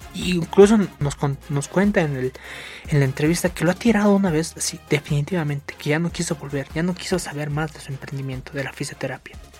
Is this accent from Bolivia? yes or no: yes; Bolivia; Somos bolivianos